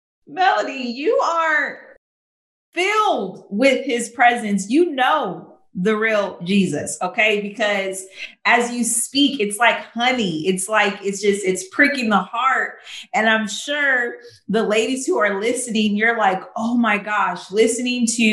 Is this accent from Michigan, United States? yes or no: no; California, United States; moved away as an adult; now in Chicago, United States; I'm from California. I moved to Chicago.